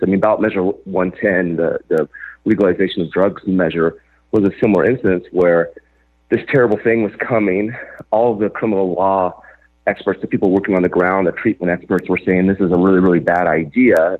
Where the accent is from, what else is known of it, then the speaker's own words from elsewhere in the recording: Joseph, Oregon, United States; my hometown of Joseph, Oregon